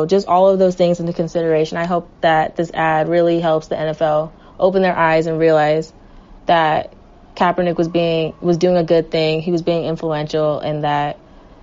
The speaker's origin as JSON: {"language": "English", "area": "the Bay Area", "region": "California", "country": "United States", "said": "I'm from the Bay, so we're Niners fans"}